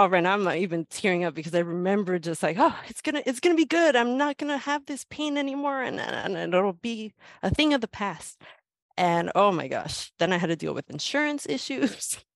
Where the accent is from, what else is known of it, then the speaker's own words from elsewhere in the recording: Los Angeles, California, United States; I am from Southern California, born and raised in downtown Los Angeles